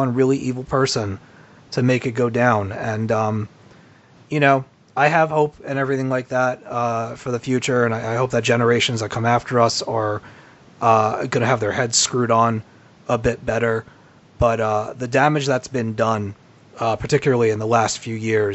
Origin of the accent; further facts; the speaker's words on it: United States; my home country of America